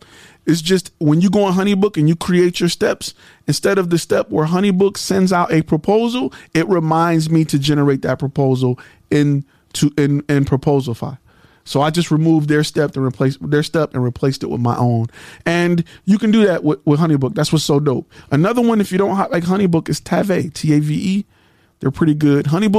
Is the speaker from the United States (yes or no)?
yes; Michigan, United States; I know a lot of them because I'm from Michigan and we got the mesquites and all of them up there.